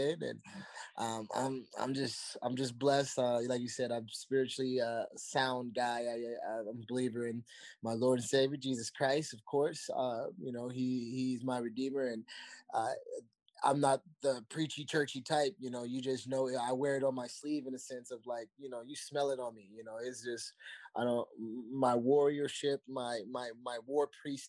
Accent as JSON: {"language": "English", "town": "Virginia Beach", "region": "Virginia", "country": "United States", "tie": "born or raised there", "also_born_or_lived": "Indiana", "said": "Me and Brian Wells used to run the city of Virginia Beach in middle school together"}